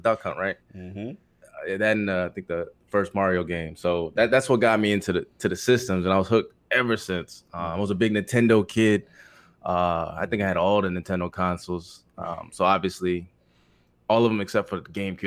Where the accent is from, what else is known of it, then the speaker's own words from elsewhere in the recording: Philippines; English is a second language; moved away; I was born overseas in the Philippines